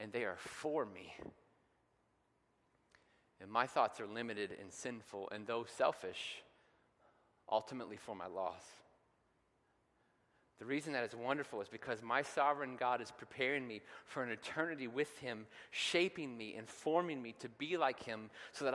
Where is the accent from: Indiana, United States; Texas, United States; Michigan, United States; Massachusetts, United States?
Indiana, United States; Cloverdale; growing up in Cloverdale